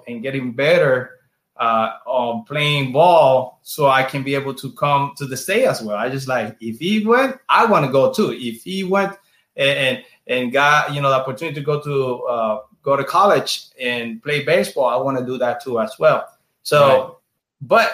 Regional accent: San Germán, Puerto Rico; English is a second language; moved away as an adult; also born or lived in Chicago, United States; now in Orlando, United States; I'm from San Germán

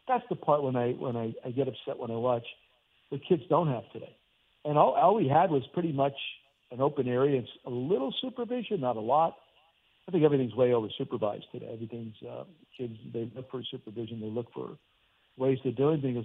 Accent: Hazleton, Pennsylvania, United States; born or raised there; moved away

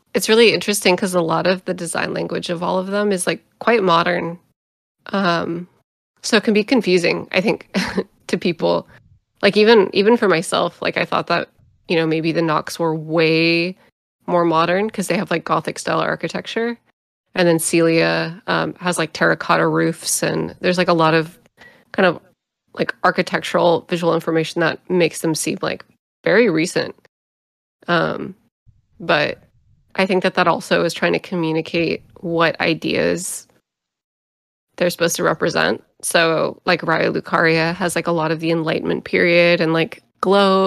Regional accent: United States; I grew up in America during the events of 9/11

